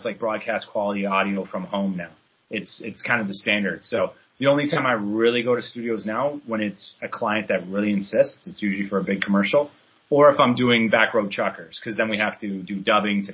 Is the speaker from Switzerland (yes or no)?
no; Canada; moved away as an adult; also born or lived in British Columbia; now in New York, United States; So I'm Canadian. I got that back in Canada